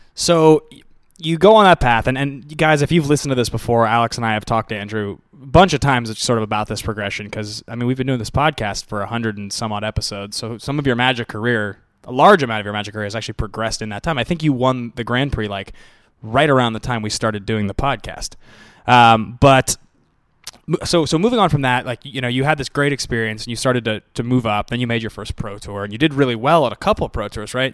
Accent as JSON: {"language": "English", "town": "Seattle", "region": "Washington", "country": "United States", "tie": "born or raised there", "said": "I'm from there"}